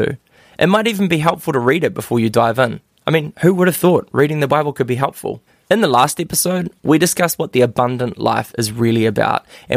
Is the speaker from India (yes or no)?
no; Christchurch, Canterbury, New Zealand; I grew up on Ototahi, you know, Irarawe, ngā kōhatu whakarekereko tamatea pōkai whenua, like underneath the Port Hills